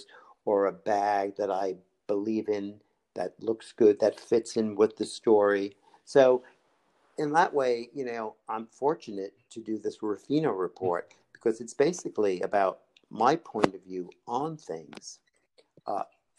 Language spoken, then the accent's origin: English; New York, United States; I grew up in New York